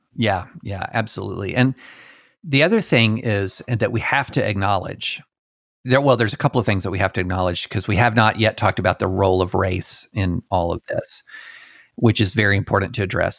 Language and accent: English; the South, United States; also born or lived in Alabama / Tennessee / Kentucky; I grew up in the, in the South. I was born in Alabama, raised in Tennessee and Kentucky